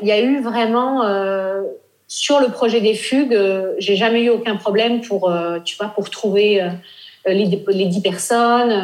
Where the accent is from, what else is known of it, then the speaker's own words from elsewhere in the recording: Nice, Provence-Alpes-Côte d'Azur, France; also born or lived in Normandy / Paris; now in Italy; Moi, je suis originaire de Normandie. J'ai grandi à Nice